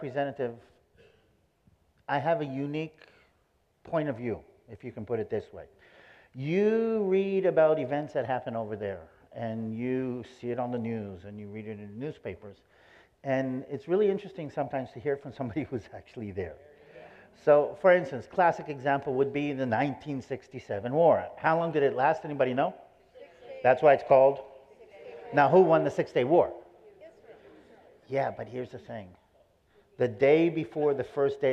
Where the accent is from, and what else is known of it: Israel; born or raised there; also born or lived in San Diego, California, United States / Roswell, United States